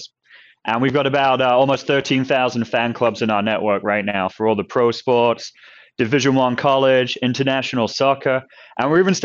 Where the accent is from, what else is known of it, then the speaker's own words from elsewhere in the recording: New Jersey, United States; moved away as an adult; also born or lived in England / North Carolina; now in Seattle, United States; I grew up in New Jersey